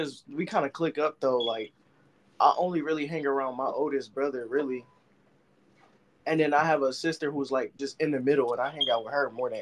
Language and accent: English; Michigan, United States; I'm from Michigan